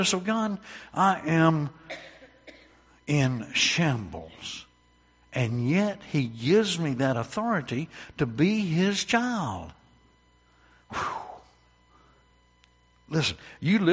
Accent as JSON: {"language": "English", "region": "North Carolina", "country": "United States", "tie": "born or raised there", "said": "I was born in North Carolina"}